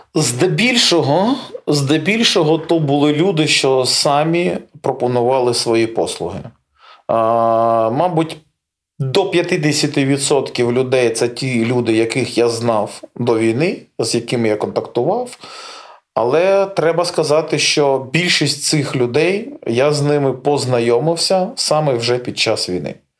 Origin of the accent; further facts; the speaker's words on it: Melitopol, Zaporizhzhia Oblast, Ukraine; moved away; то місто, де я народився, то місце, де я зростав